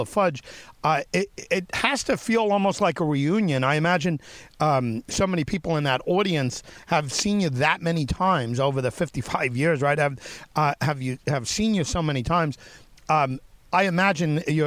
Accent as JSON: {"language": "English", "area": "Long Island", "region": "New York", "country": "United States", "tie": "born or raised there", "said": "I grew up on Long Island and in and around New York City."}